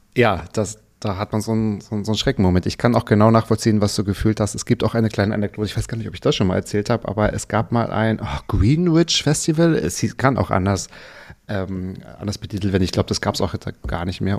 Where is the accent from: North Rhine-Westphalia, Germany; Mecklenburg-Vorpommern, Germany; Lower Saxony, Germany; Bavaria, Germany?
Mecklenburg-Vorpommern, Germany; Müritz National Park; Ich bin im Myris Nationalpark aufgewachsen